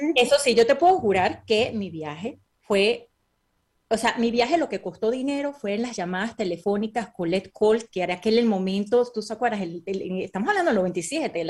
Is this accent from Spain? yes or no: no; Venezuela; moved away; also born or lived in Caracas, Venezuela / Boston, United States; yo realmente me crié en un pueblo que es petrolero que se llama Naco